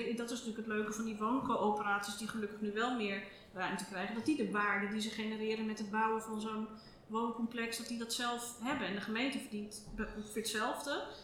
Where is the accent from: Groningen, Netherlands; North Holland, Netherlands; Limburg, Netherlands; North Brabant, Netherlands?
North Holland, Netherlands; Amsterdam; also born or lived in Oud-West, Amsterdam; ik ben in de Watergasmeer opgegroeid